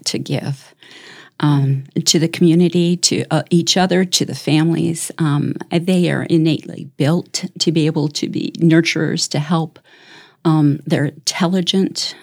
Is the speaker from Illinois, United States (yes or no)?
yes; Chicago, Illinois, United States; moved away as an adult; also born or lived in Tennessee / Denver / South Dakota; now in Brandon, South Dakota, United States; I grew up in Chicago